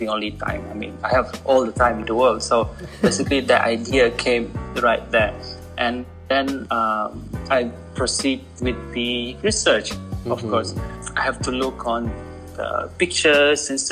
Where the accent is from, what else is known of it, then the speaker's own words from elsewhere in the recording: Sarawak, Malaysia; now in Kuala Lumpur, Malaysia; from Cebu, Sarawak